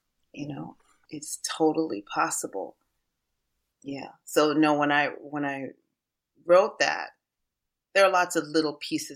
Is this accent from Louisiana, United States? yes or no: no; Washington, District of Columbia, United States; D.C., which is my hometown. It was where I was raised.